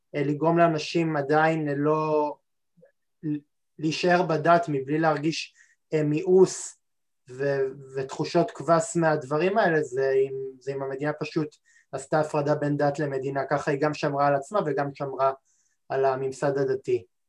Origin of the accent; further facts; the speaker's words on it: Israel; אנחנו כישראלים